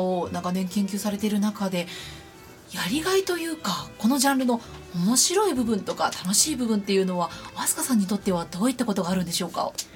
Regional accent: Nara, Japan; 私も奈良県出身なので

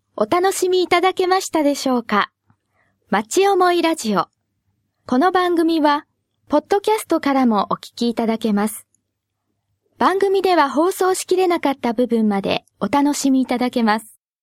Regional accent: Komae, Tokyo, Japan; also born or lived in Tochigi Prefecture; 生まれはですね私栃木県らしいんですけれども育ちは東京なんですね

